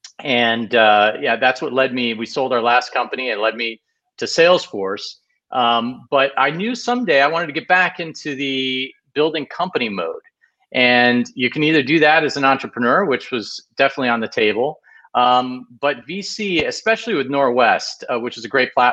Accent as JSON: {"language": "English", "region": "Midwest", "country": "United States", "tie": "born or raised there", "also_born_or_lived": "Ohio / Michigan / West Coast", "moved": "yes", "said": "I grew up in the Midwest, and specifically Ohio and Michigan."}